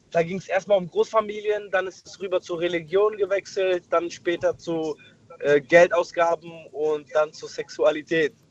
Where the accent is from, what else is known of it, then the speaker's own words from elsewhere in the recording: Frankfurt, Hesse, Germany; Ich komme aus Frankfurt.